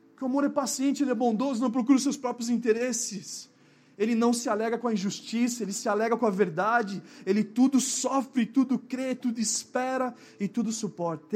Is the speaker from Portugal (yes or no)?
no; Brazil; na nossa cultura brasileira